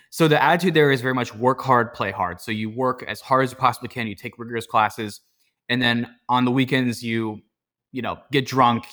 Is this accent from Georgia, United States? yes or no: no; Pittsburgh, Pennsylvania, United States; I grew up in the South Hills of Pittsburgh